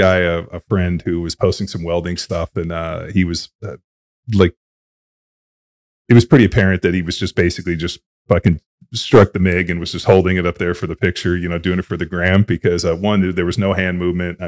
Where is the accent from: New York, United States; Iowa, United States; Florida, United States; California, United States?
California, United States; Southern; I grew up in Southern California, which is really like the heart of desert racing